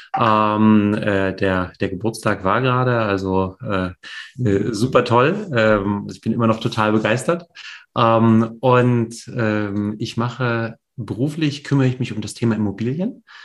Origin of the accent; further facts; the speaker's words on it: East Germany, Germany; moved away; also born or lived in Poland / West Berlin; ich bin in der DDR ähm, geboren und aufgewachsen äh, die ersten Jahre.